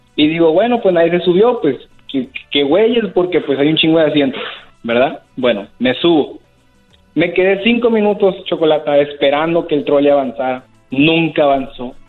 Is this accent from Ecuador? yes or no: no; Tijuana, Baja California, Mexico; now in San Diego, United States; soy de Tijuana